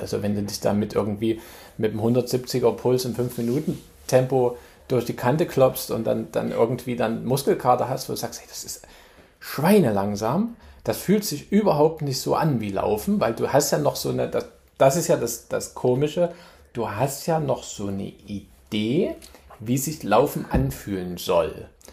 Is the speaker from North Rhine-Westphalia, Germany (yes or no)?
no; Chemnitz, Saxony, Germany; moved away as an adult; now in New York, United States; ich komme aus Chemnitz, Chemnitz-Tal